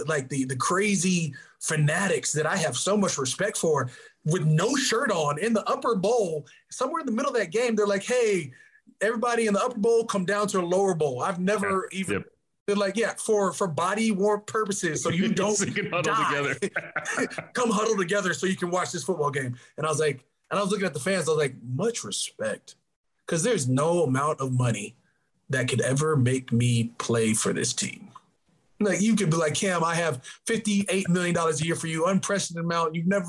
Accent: Arizona, United States; You know, I grew up in Arizona.

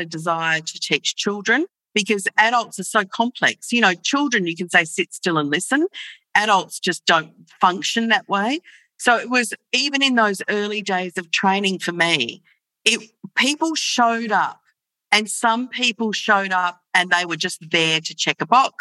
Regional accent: Australia; I'm from Australia and I'm currently in Melbourne, Australia

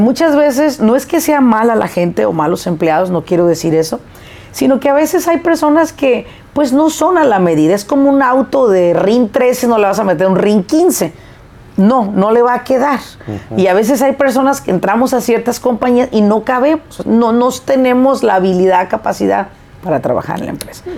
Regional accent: Apatzingán, Michoacán, Mexico; una ciudad cerquita de donde yo nací, que es Apachingán

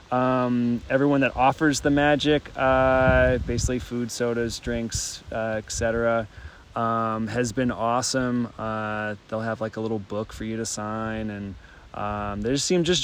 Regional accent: Mississippi, United States; I'm …. I'm from Mississippi, and I got my trail name uh, because I don't turn down a beer

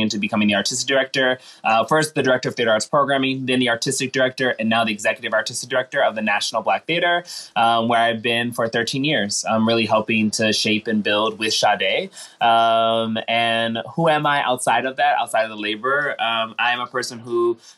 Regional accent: Washington, District of Columbia, United States; moved away as an adult; now in New York, United States; I came from Washington, D.C. all the way to New York and finding this place to be my home

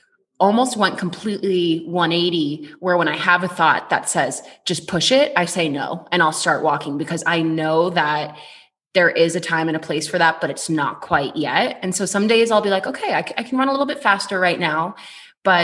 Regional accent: Boston, Massachusetts, United States; moved away as an adult; now in Colorado, United States; I am from Boston originally

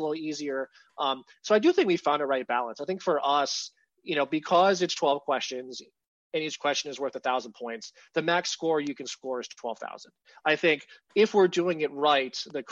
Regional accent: Pittsburgh, Pennsylvania, United States; I grew up in Pittsburgh

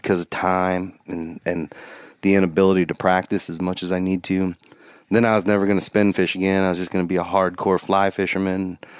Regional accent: Crown Point, Indiana, United States; So I grew up about 10 miles south of the Lake Michigan shore there by Gary, Indiana. I'm from Crown Point, Indiana.

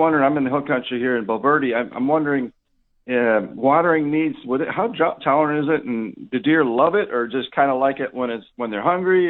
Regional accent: Wisconsin, United States; now in Texas, United States; I remember growing up in Wisconsin back in the early 80s

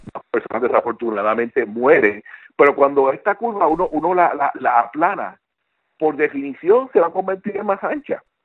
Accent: Puerto Rico; now in United States; aunque aunque nosotros vivimos en Estados Unidos, pero contra, somos puertorriqueños y nos preocupamos porque tenemos familia allá.

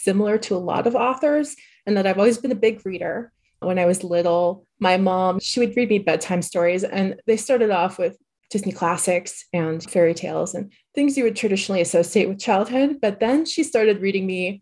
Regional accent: Quebec, Canada; moved away as an adult; now in United States; I'm from Quebec, which has a different school system that resembles like the French school system

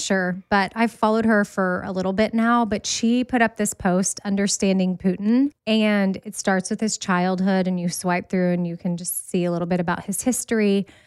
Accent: Austin, Texas, United States; I'm from Austin

